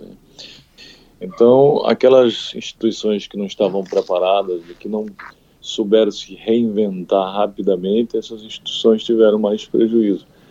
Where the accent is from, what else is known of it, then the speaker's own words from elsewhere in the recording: Santana dos Garrotes, Paraíba, Brazil; moved away; lá na minha cidade, na cidade onde eu nasci, na Paraíba, Santana dos Garrotes